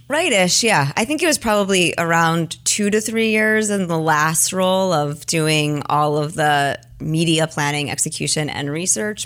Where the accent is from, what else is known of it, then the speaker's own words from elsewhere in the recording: New York, United States; moved away as an adult; also born or lived in Los Altos, California; I'm a New Yorker